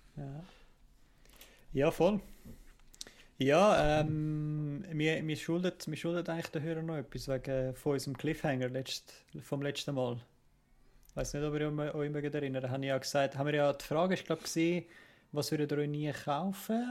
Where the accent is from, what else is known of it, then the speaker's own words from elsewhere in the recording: Kloten, Zurich, Switzerland; ich bin halt an, an, in Klot aufgewachsen